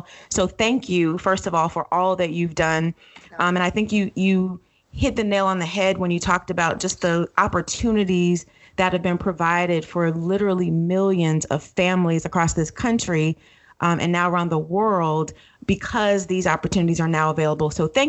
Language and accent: English; Florida, United States; moved away; I'm born and raised in Florida.